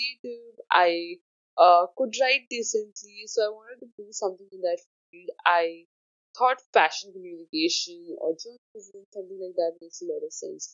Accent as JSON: {"language": "English", "region": "Delhi", "country": "India", "tie": "born or raised there", "also_born_or_lived": "Mumbai", "said": "I hail from Delhi. I did my education there"}